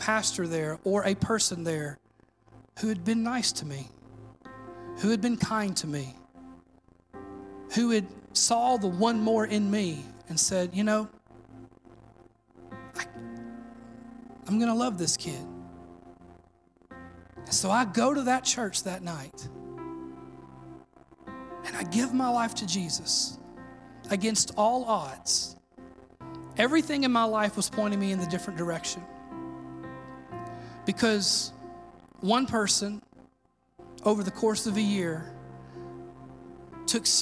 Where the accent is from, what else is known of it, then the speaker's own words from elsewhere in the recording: Mississippi, United States; I'm from Mississippi